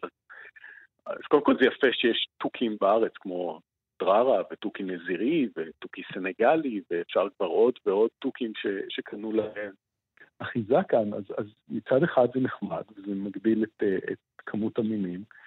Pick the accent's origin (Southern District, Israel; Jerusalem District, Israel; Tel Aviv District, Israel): Jerusalem District, Israel; Jerusalem; born or raised there; now in Hulda, Israel